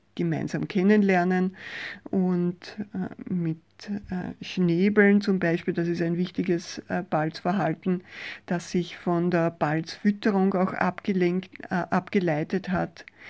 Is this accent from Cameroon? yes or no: no; Mostviertel, Lower Austria, Austria; bei uns im Mostviertel an der Futterstelle